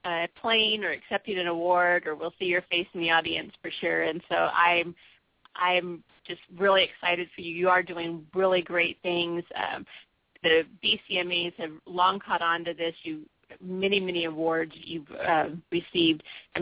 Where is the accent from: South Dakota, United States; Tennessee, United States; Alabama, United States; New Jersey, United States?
Tennessee, United States; East; I hail from East Tennessee, and so I know crazy country girls. I know them well. I'm related to them.